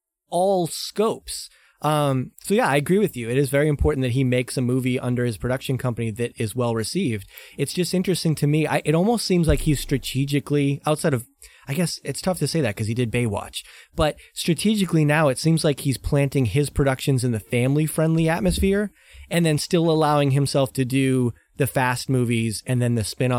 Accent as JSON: {"language": "English", "town": "Boston", "region": "Massachusetts", "country": "United States", "tie": "born or raised there", "said": "As a sports fan growing up in Boston"}